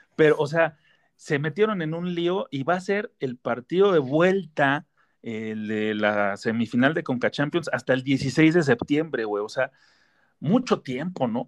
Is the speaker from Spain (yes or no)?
no; Mexico; los que somos mexicanos